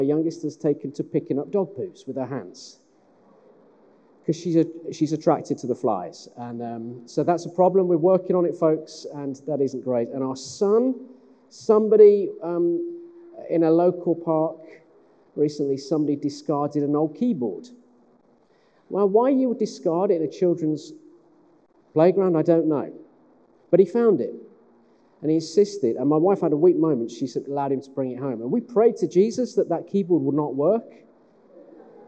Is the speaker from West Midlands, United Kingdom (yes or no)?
yes; West Midlands, United Kingdom; now in Sheffield, United Kingdom; I'm from the West Midlands.